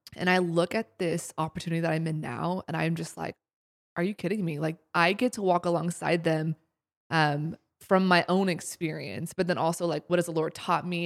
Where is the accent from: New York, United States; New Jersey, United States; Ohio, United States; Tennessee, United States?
Ohio, United States; Columbus; moved away as an adult; also born or lived in Springfield, Missouri; now in Seattle, United States; I'm originally from Columbus, Ohio. I grew up there my whole life.